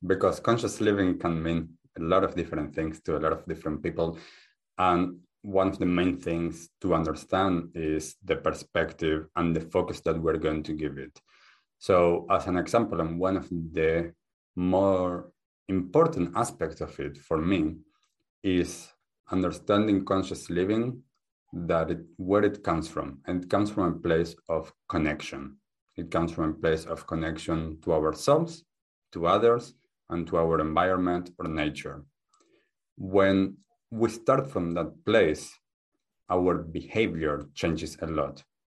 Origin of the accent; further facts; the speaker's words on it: Argentina; English is a second language; also born or lived in United States / Germany; I grew up in Argentina, and my family has a background of Judaism, and I lived in the US and in Germany and a few different places. So this accent is a beautiful mix.